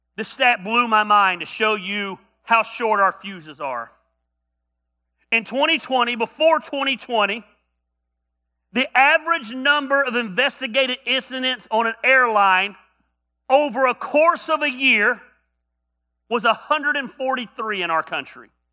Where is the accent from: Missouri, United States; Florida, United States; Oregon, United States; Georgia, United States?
Georgia, United States; North; I grew up in North Georgia